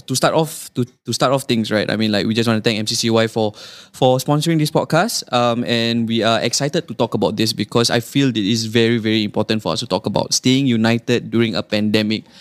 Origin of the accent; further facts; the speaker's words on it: Singapore; I would introduce as Singaporean